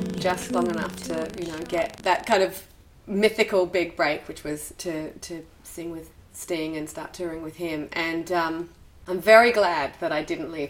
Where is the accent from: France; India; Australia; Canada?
Australia; now in New York, United States; I'm from Australia, right. So I'm used to the beach being 15 minutes away and pristine and accessible for 6 months of the year.